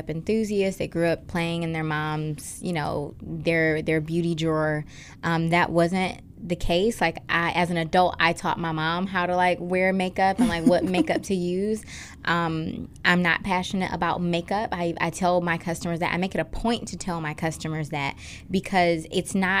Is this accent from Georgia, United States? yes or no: no; Detroit, Michigan, United States; growing up in Detroit